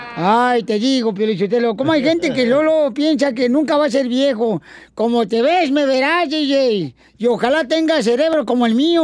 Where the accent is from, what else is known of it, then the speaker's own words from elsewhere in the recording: Ocotlán, Jalisco, Mexico; moved away; nos subíamos nosotros al tren en Ocotlán, Jalisco